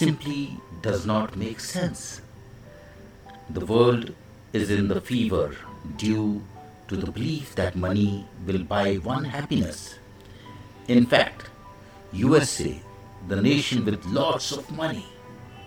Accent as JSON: {"language": "English", "country": "India", "said": "I am the Indian monk"}